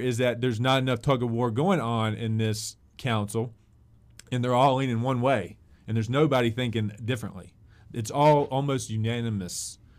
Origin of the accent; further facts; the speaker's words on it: Christiansburg, Virginia, United States; I've adopted Blacksburg even as a Christiansburg guy.